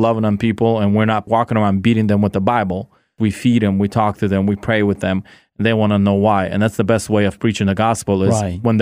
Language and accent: English; California, United States; moved away as an adult; also born or lived in Kyiv region, Ukraine / Seattle, United States; now in Ukraine; My parents moved to California when I was 9 years old. I grew up in California